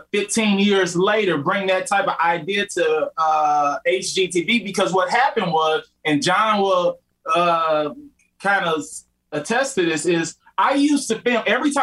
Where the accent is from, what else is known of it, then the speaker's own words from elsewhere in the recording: Midwest, United States; We're just from the Midwest.